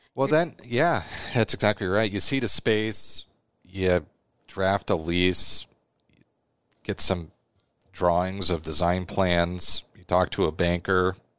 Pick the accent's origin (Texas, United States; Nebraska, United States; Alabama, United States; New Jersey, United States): Nebraska, United States; Omaha; also born or lived in Chicago; I was born in Omaha, went to West Side